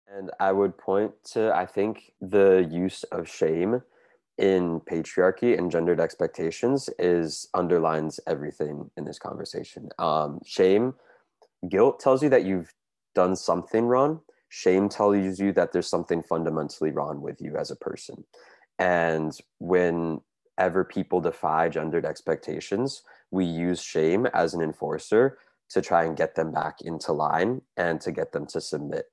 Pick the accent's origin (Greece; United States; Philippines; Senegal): United States; now in Montreal, Canada; I'm originally from the United States from a suburb outside of Washington, D.C., but I now live here in Montreal